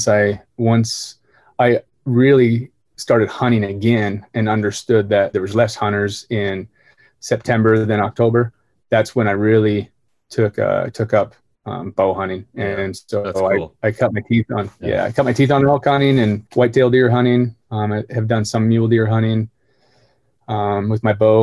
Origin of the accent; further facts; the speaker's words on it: Bonners Ferry, Idaho, United States; I was born in North Idaho, small town called Bonner's Ferry